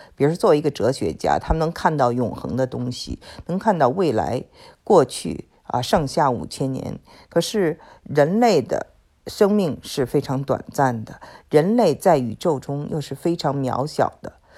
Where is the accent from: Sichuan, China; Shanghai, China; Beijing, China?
Beijing, China; 我觉得生在北京的，长在北京的